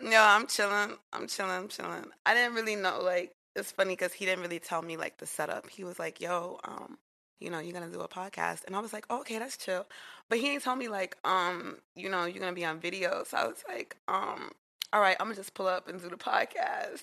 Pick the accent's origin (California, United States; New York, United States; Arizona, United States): New York, United States; New York City; I grew up in Queens